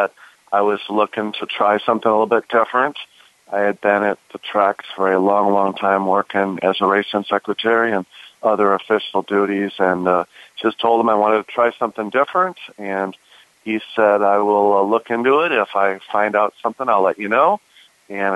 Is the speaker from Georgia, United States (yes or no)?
no; Des Plaines, Illinois, United States; moved away; also born or lived in Arizona; I grew up in Chicago. My dad used to take me to the races at Arlington Park. We grew up in a suburb right near there in a city called Des Plaines